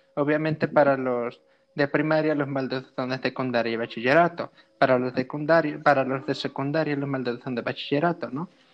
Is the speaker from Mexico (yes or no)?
yes; Coatepec, Mexico; aquí en Coatepec siempre era eh, desde la mañana formarnos, hacer el desfile